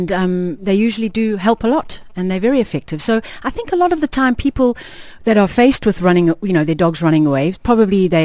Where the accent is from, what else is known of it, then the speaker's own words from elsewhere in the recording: South Africa; now in Dubai, United Arab Emirates; I'm from South Africa